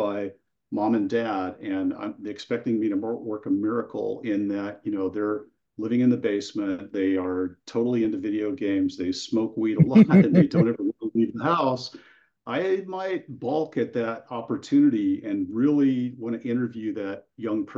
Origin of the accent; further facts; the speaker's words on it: near Sacramento, California, United States; I currently live in Central California, a little more northern than Central, near Sacramento, and I grew up there